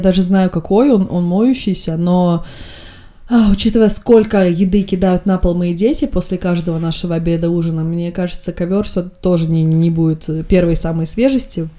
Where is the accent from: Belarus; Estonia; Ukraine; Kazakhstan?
Estonia; я из Эстонии